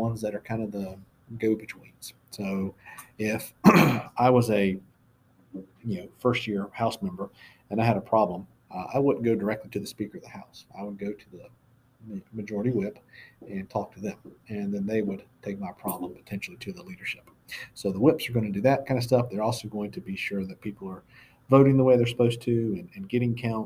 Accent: Florida, United States; now in Georgia, United States; I'm from Florida

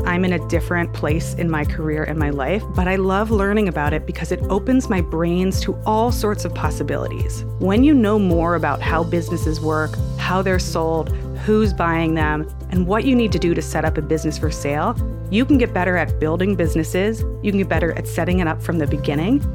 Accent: Palo Alto, California, United States; I grew up in Palo Alto

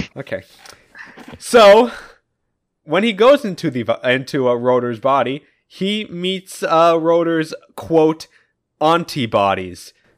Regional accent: United States; I am an American

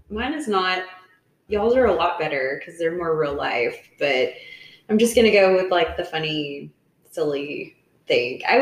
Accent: Kentucky, United States; moved away; also born or lived in Nashville, Tennessee; as I'm getting older, I appreciate more of where I came from to Kentucky

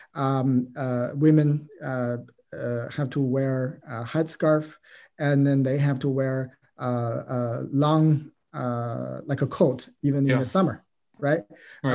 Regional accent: China; moved away as an adult; now in United States; I'm a Chinese. Uh, I grew up in China.

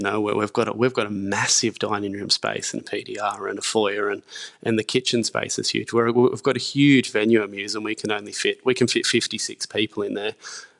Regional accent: Lake Macquarie, New South Wales, Australia; I grew up in Lake Macquarie, so it's just near Newcastle, about 15, 20 minutes from Newcastle.

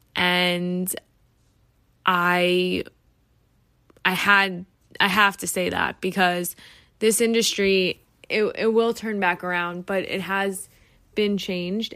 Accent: New York, United States; I am from New York

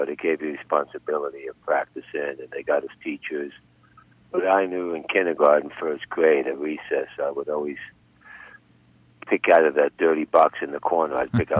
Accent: Passaic, New Jersey, United States; Passaic, New Jersey.

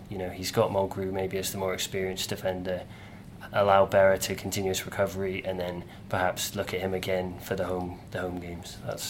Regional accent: Cheltenham, South West England, United Kingdom; accent: English; my family's Scottish from Edinburgh, but I was brought up down in Cheltenham, so I unfortunately picked up the English accent

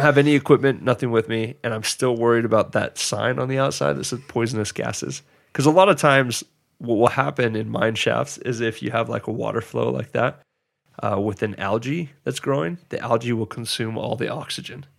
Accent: Georgia, United States; growing up in Georgia where, like, I didn't grow, it was flat ground

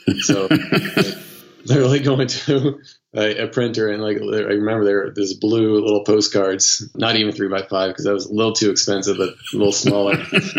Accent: Missouri, United States; moved away as an adult; now in New York City, United States; So I moved to New York City from Missouri 15 years ago and loved moving to the city

